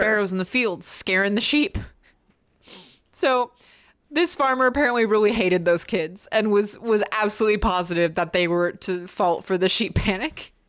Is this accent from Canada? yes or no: no; United States; I'm American.